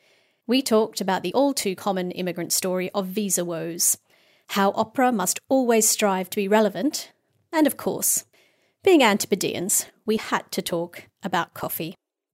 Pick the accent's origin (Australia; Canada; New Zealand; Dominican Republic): Australia; moved away as an adult; now in United Kingdom; I'm your host … one of the approximately 9 million foreign-born people living here. I left Australia around 15 years ago to study in the UK. One thing led to another, and I stayed.